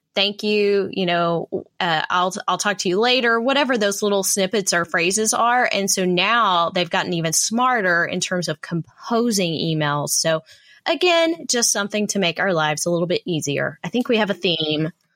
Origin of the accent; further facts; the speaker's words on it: Texas, United States; my home state here